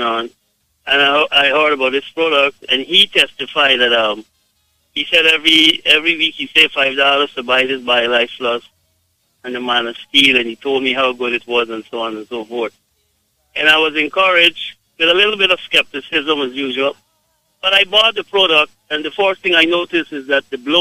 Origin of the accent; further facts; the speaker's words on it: Guyana; I am from Guyana, but my wife is from Jamaica.